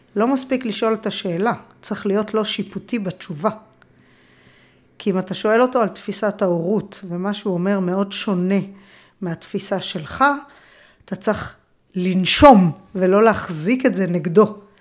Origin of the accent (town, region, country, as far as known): Israel